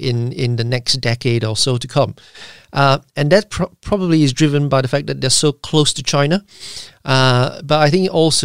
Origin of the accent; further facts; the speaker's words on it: Malaysia; now in United Kingdom; I am actually originally from Malaysia